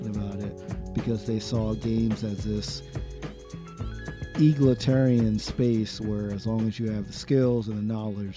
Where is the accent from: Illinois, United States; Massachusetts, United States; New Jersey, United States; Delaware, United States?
New Jersey, United States; North Jersey, son.